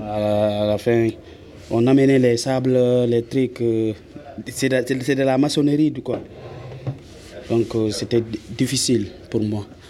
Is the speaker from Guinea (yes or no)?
yes; Guinea; moved away as an adult; je viens de la Guinée-Conakry